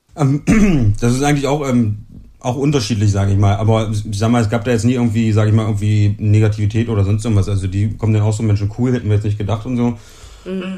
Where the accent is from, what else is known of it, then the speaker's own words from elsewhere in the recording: Germany; bei uns in Deutschland